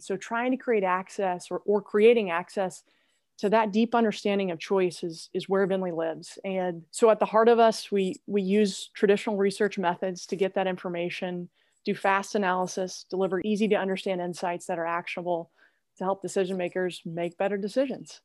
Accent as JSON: {"language": "English", "region": "Oklahoma", "country": "United States", "tie": "born or raised there", "also_born_or_lived": "Indiana", "moved": "as an adult", "said": "born and raised in Oklahoma"}